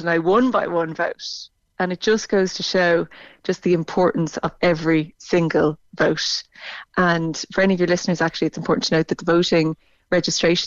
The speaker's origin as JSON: {"language": "English", "country": "Ireland"}